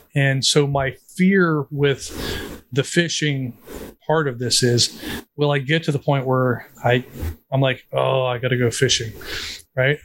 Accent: West Virginia, United States; a poor kid growing up in West Virginia

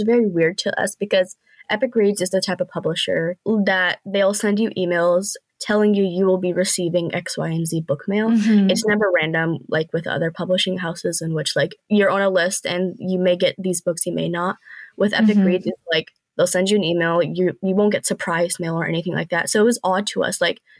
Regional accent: Pakistan; Like being Pakistani myself, I do, you know, no, yeah, we're all Pakistani.

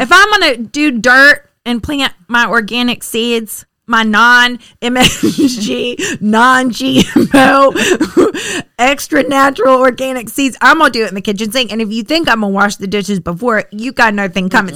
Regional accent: Florida, United States; also born or lived in Richmond; I'm from Florida

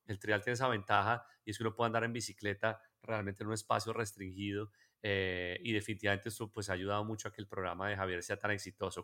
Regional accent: Colombia; nosotros como colombianos

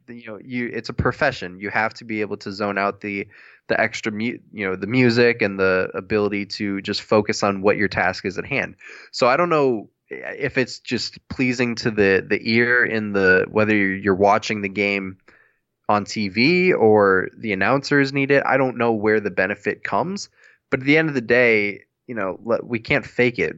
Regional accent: United States; As an American

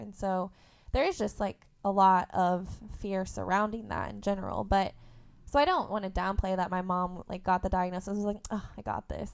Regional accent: Indiana, United States; also born or lived in Tennessee; I went to school in Tennessee, and I grew up in Indiana

